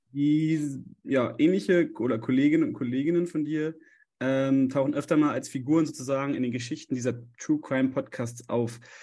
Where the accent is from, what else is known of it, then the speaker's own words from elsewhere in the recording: Leipzig, Saxony, Germany; als Leipziger